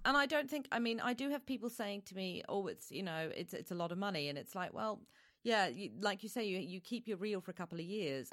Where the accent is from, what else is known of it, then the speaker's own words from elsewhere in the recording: New Zealand; now in United Kingdom; I'm originally from New Zealand